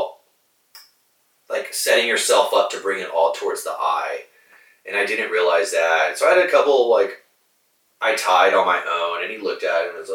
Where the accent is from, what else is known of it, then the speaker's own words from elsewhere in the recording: Corpus Christi, Texas, United States; I'm originally born and raised Corpus Christi. So from here, I actually grew up not too far from here, a couple blocks